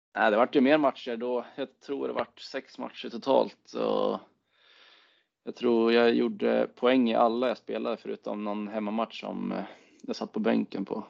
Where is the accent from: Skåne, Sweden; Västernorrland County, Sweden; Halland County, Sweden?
Västernorrland County, Sweden; Timrå; en av mina bästa kompisar hemma i Timrå